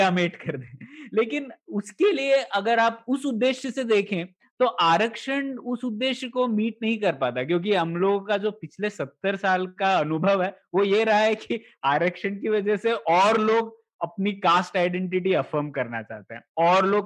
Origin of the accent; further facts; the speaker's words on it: Goa, India; state quota था हम लोगों के यहाँ पर कि मैं गोवा से आता हूँ